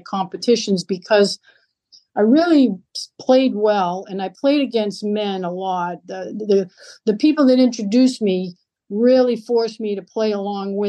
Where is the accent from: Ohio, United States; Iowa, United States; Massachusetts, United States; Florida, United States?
Massachusetts, United States; Lowell; moved away as an adult; also born or lived in Nashua, New Hampshire; I grew up in Lowell, Massachusetts, in the inner city there